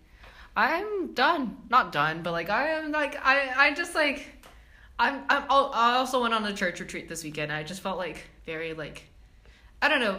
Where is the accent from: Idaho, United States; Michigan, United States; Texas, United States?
Texas, United States; moved away; I'm from Texas